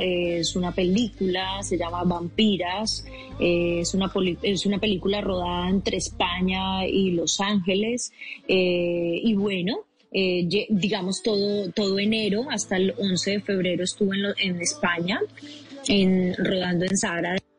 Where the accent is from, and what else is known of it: Medellín, Antioquia, Colombia; moved away as an adult